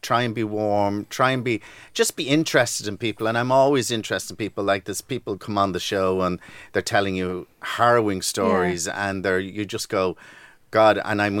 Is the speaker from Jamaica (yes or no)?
no; Dublin, Leinster, Ireland; Well, I am from Ballyfermot.